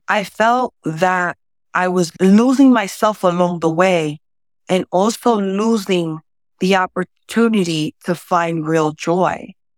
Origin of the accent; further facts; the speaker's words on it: New York City, New York, United States; first language Spanish; English is a second language; I'm originally from the South Bronx